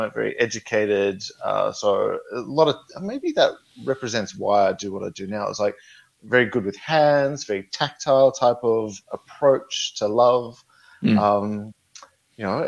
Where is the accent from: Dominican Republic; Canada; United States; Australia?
Australia; also born or lived in Melbourne; I grew up in a small country town in Australia.